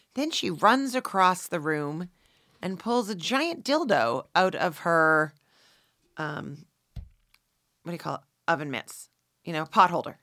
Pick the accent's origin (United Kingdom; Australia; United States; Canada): Canada; I'm Canadian